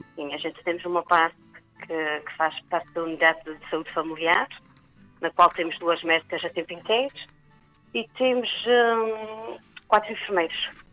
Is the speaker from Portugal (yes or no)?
yes; Vila Nova, Azores, Portugal; now in São Sebastião, Portugal; sou da Vila Nova.